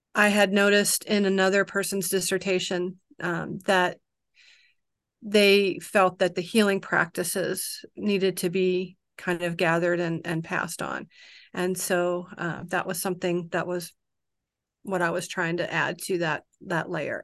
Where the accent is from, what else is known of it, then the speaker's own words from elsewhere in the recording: Kodiak, Alaska, United States; I'm from Kodiak